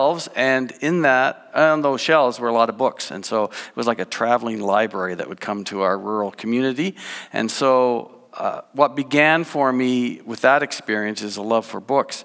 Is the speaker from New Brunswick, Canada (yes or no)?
yes; New Brunswick, Canada; I grew up in New Brunswick, born and raised